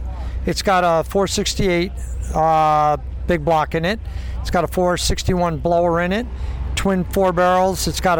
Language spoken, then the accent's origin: English; Waterford, New York, United States; I'm from Waterford, New York.